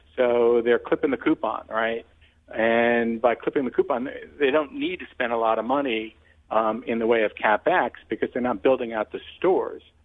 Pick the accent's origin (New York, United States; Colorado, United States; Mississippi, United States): New York, United States; I'm a New Yorker